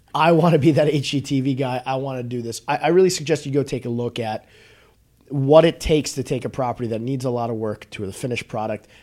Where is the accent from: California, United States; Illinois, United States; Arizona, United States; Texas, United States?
Illinois, United States; Northbrook; I grew up in Northbrook